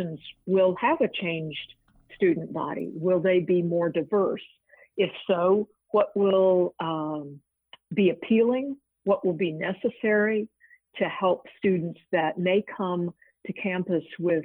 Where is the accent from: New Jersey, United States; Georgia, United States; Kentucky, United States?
Georgia, United States; Atlanta; moved away; also born or lived in Illinois / Virginia / Washington; I grew up near Emory University in Atlanta